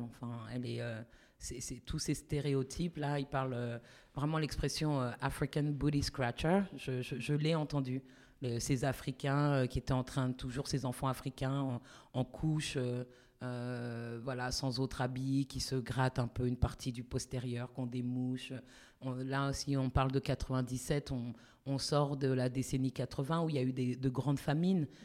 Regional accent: Paris, Île-de-France, France; moved away as an adult; also born or lived in United States; je suis née à Paris

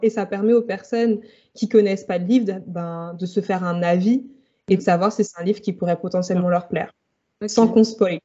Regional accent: Île-de-France, France; Alors, j'ai grandi en Île-de-France, donc j'ai un peu vivoté entre la très très proche banlieue et Paris.

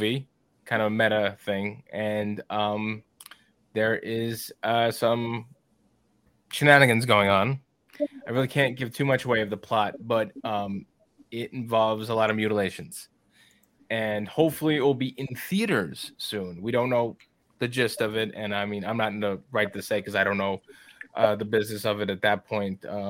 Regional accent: New York, United States; I am from New York

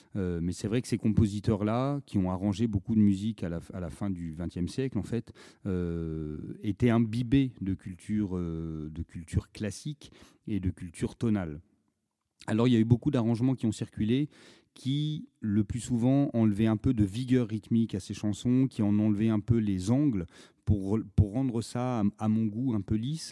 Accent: Auvergne-Rhône-Alpes, France; moi je suis originaire d'Auvergne

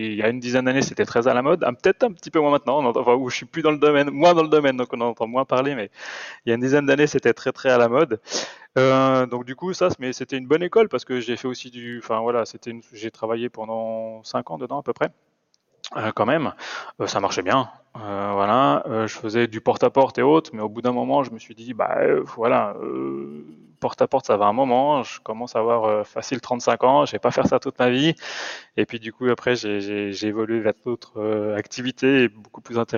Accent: Bressuire, Nouvelle-Aquitaine, France; moved away as an adult; now in Switzerland; je suis originaire d'une petite ville des Deux-Sèvres, de Bressuire, donc tout à fait à l'ouest de la France

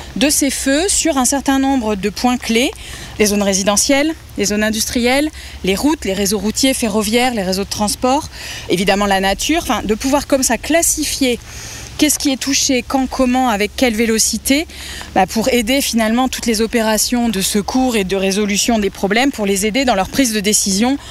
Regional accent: Vienne, Poitou-Charentes, Nouvelle-Aquitaine, France; moved away as an adult; also born or lived in Montpellier / Paris; now in Toulouse, France; je viens de la région Poitou-Charentes. Je, je viens de la Vienne, en fait. Je suis née, euh, là-bas et je suis arrivée à Toulouse en deux mille six

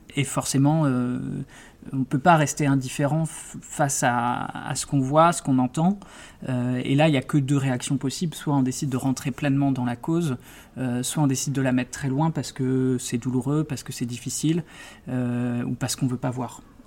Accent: Brest, Brittany, France; moved away as an adult; also born or lived in Bordeaux; j'ai grandi à Brest

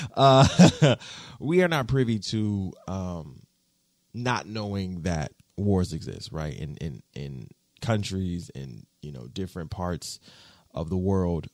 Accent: United States

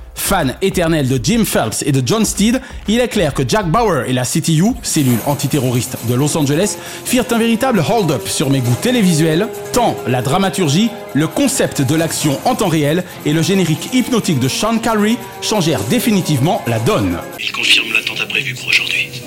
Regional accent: Paris, Île-de-France, France; ma ville natale a hélas bien changé

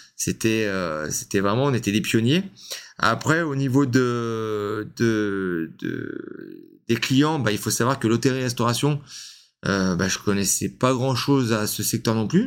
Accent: Lyon, Auvergne-Rhône-Alpes, France; now in Cavaillon, France; je suis lyonnais à la base

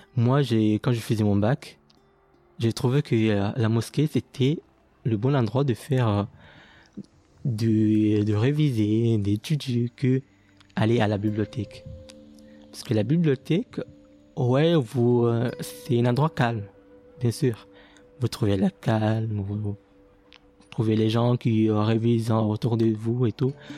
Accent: near Moroni, Grande Comore, Comoros; moved away as an adult; Je viens des Comores, précisément dans la ville de Bambaro qui est juste à côté de Moroni, euh, la capitale de Comores

